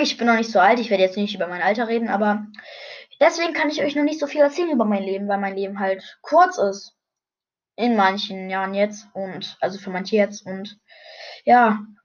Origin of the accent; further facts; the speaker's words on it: Brandenburg, Germany; ich bin in Brandenburg in einem Krankenhaus geboren worden. Ja, und ich lebe jetzt gerade noch in Brandenburg.